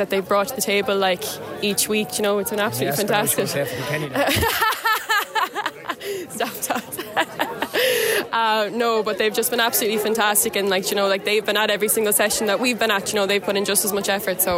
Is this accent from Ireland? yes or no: yes; Galway, Connacht, Ireland; moved away; I'm from Galway originally